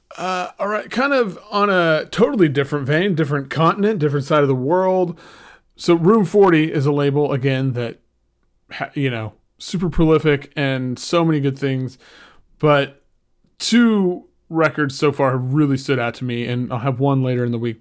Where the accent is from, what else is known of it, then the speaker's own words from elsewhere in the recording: Oklahoma, United States; I grew up in Oklahoma